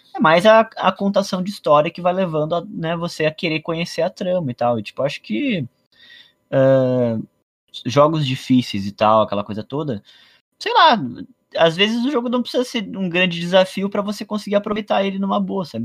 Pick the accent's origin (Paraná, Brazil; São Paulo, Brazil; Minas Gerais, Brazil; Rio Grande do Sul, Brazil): Rio Grande do Sul, Brazil; eu sou gaúcho